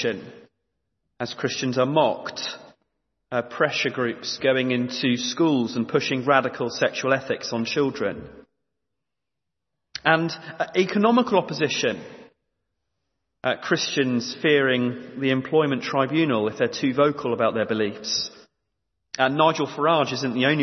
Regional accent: East Anglia, East of England, United Kingdom; growing up in East Anglia

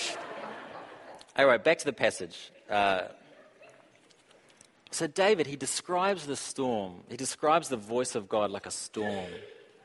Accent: New Zealand; I'm from New Zealand

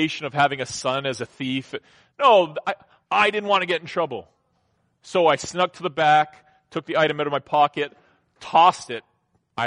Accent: Southern Ontario, Canada; growing up in Southern Ontario, I mean, I worked from when I was in like grade

